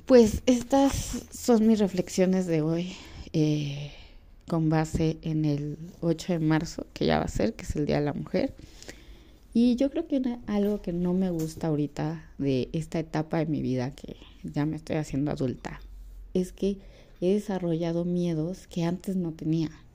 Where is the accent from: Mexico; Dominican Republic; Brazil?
Mexico; en mi país